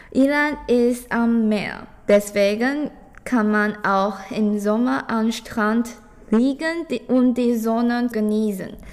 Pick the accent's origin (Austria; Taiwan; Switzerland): Taiwan; Taipei; German is a second language; Ich komme aus Taipei. Als Kind sind wir immer am Wochenende nach Iran gefahren, um uns zu erholen